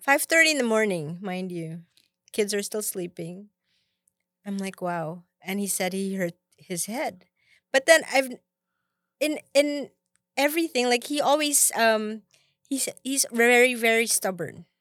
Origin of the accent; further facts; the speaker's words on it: Philippines; moved away; I came from the Philippines